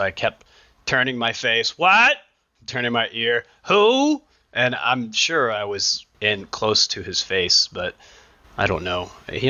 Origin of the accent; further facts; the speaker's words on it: the South, United States; now in Seattle, United States; I'm from the South.